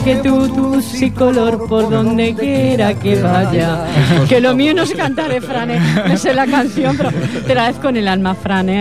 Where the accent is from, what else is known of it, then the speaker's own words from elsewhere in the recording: Catalonia, Spain; soy de aquí.